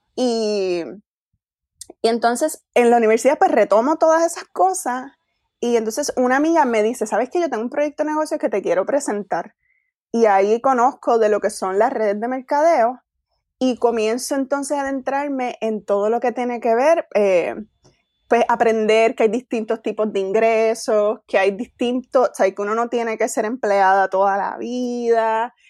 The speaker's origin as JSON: {"language": "Spanish", "town": "Isabela", "country": "Puerto Rico", "tie": "born or raised there", "moved": "as an adult", "lives_now": "Queens, New York, United States", "said": "nacida y criada en Isabela"}